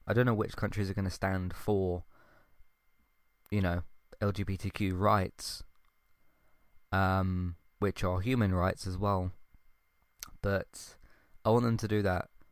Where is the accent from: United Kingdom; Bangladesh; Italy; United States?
United Kingdom; British is my culture